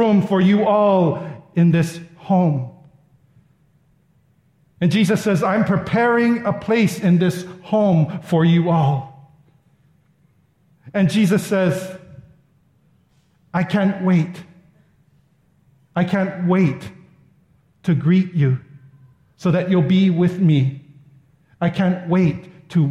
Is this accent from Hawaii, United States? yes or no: yes; Ewa Beach, Hawaii, United States; I'm just a local boy that lives in the Eva Beach